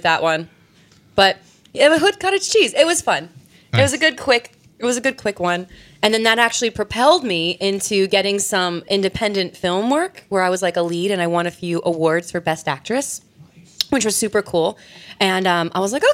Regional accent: Bucks County, Pennsylvania, United States; I'm from Bucks County, Pennsylvania. I lived there my entire life

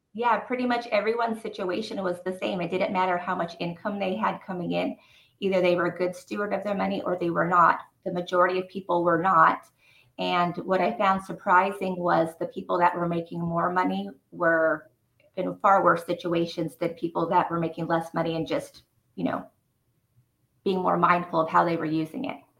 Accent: Rancho Cucamonga, California, United States; also born or lived in Fontana, California; I was born in Fontana, California, um, and I was raised in Rancho Cucamonga

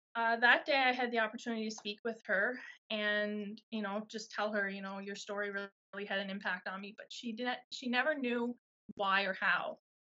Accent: Miramichi, New Brunswick, Canada; I'm Miramichi girl from New Brunswick

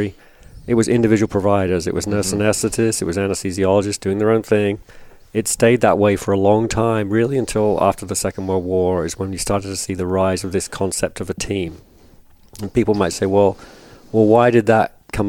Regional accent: England, United Kingdom; moved away as an adult; also born or lived in North Carolina; now in United States; I'm from England, as you intimated, but been in the States for a long time, since the 80s

